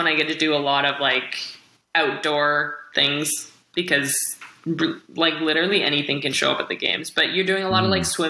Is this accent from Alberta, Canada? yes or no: no; Kamloops, British Columbia, Canada; Kamloops, so a little more interior, smaller town